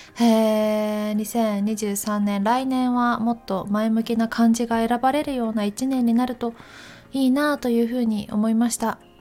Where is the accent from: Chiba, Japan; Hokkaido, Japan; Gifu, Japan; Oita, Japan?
Gifu, Japan; Takayama; moved away; 岐阜県の私高山出身なので